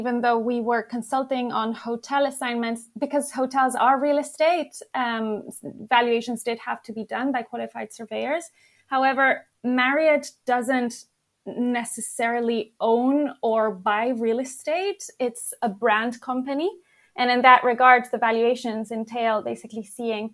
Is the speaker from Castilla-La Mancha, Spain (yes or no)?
no; Madrid, Community of Madrid, Spain; now in London, United Kingdom; I'm from Madrid, actually, Spain